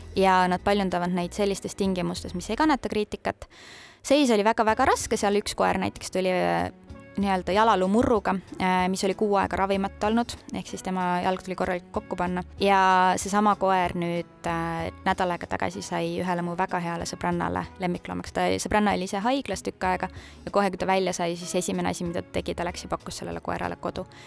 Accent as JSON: {"language": "Estonian", "town": "Annikoru", "region": "Tartu County", "country": "Estonia", "tie": "born or raised there", "said": "mina olen pärit Tartu maakonnast, väikesest külast nimega Annikoru ja käisin Puhja gümnaasiumis oma esimese koolitee"}